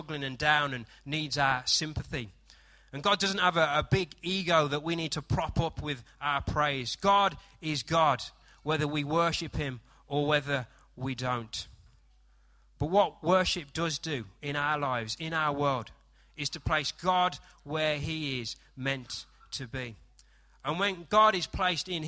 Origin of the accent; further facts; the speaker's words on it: United Kingdom; I am British